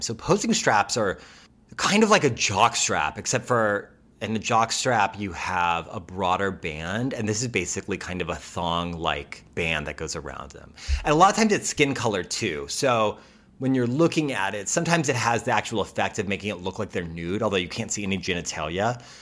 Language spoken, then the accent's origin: English; United States; as an American